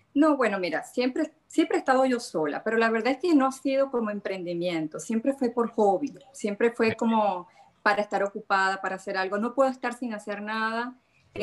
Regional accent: La Cañada de Urdaneta, Zulia, Venezuela; now in Nordelta, Argentina; Yo soy del municipio autónomo La Cañada de Urdaneta, soy cañadera

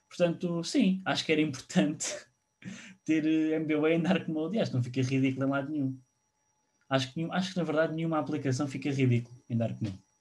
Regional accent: Portugal; sou português

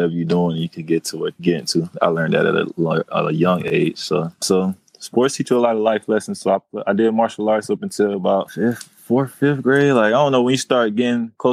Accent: Winter Haven, Florida, United States; moved away as an adult; now in Los Angeles, United States; I'm from Winter Haven.

